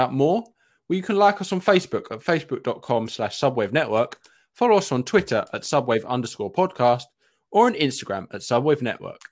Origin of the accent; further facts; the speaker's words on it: Essex, East of England, United Kingdom; I'm from Essex